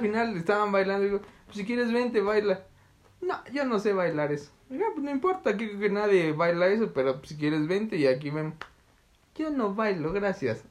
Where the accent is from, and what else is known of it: Mexico